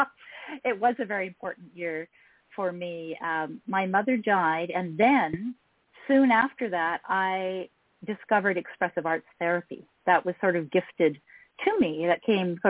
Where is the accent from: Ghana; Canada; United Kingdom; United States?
Canada; also born or lived in Vancouver, BC / Nanaimo, BC; I'm Canadian, and I live in Canada